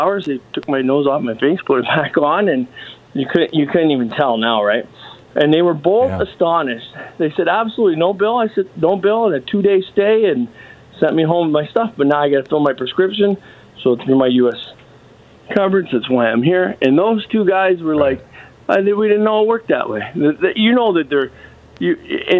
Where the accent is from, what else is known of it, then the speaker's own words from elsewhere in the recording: Detroit, Michigan, United States; now in Ontario, Canada; I was born in America, Detroit area